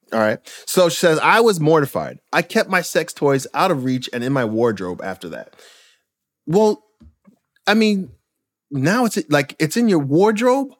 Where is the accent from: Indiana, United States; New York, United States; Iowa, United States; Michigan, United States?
New York, United States; Brentwood; also born or lived in Queens, New York; growing up in Brentwood, Long Island, and Queens